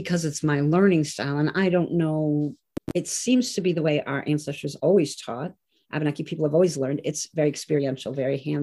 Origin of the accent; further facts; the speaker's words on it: Peterborough, New Hampshire, United States; I was born in Peterborough, and I live near Lake Massasikam